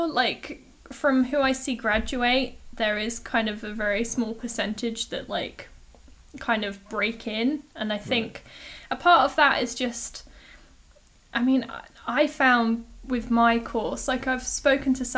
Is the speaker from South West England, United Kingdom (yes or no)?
no; Hayling Island, South East England, United Kingdom; Hayling Island. It's this tiny little island off the south coast. It's next to Portsmouth, so I tend to just tell people I'm from Pompey. But, absolutely. It's a super lame place to grow up